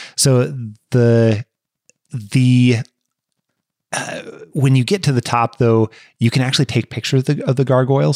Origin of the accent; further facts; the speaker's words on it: Washington, United States; we're from the States. We're from Washington State in particular